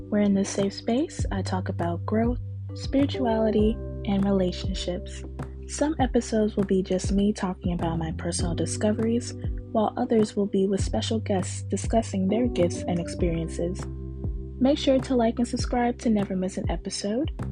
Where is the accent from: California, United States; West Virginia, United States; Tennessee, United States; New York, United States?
New York, United States; Newburgh; also born or lived in Bronx / Jacksonville, Florida; I am from Newburgh, New York. I was raised in the Bronx for a little bit, and then I moved to Jacksonville, Florida, and I am 23 years old.